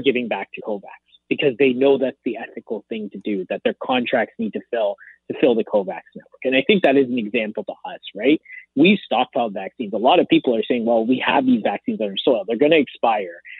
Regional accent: Canada; a Canadian

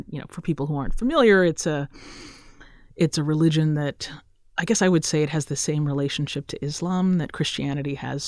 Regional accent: Roseville, Minnesota, United States; My dad did a PhD at the University of Minnesota. So I get to claim that I'm from Minnesota because I spent my agonizing middle school years there. Yay, Roseville area middle school.

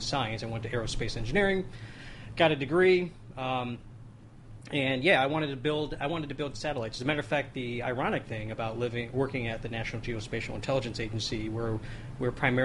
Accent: Midwest, United States; growing up in the Midwest

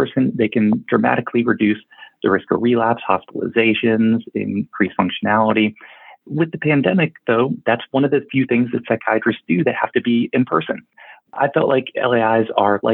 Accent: Charlotte, North Carolina, United States; I grew up in Charlotte, North Carolina, and have my practice here in Huntersville, just outside of Charlotte

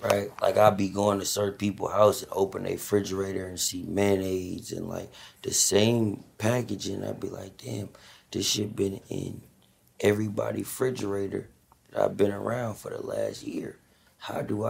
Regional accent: Bay Area, California, United States; I'm a nigga from the Bay Area

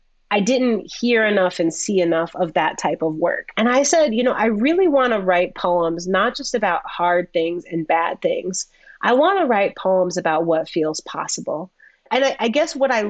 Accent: Chicago, Illinois, United States; born or raised there

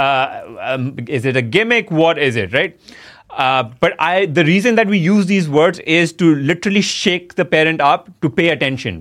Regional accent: India; moved away as an adult; also born or lived in United States; my home country

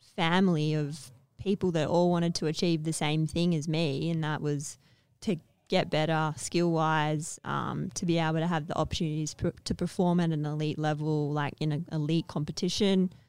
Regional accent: Perth, Western Australia, Australia; So I grew up in Perth

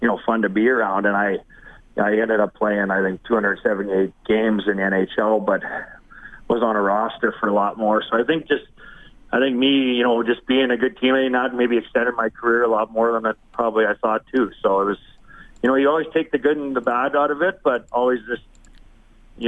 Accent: Vermilion, Alberta, Canada; also born or lived in Toronto; now in Edmonton, Canada; I grew up in Vermilion

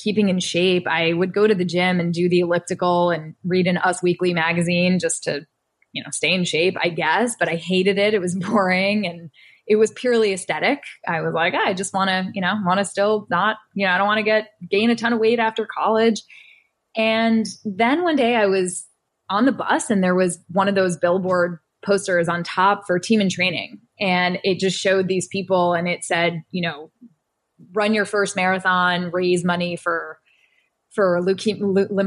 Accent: Mamaroneck, New York, United States; up in Westchester County. I went to Mamaroneck High School.

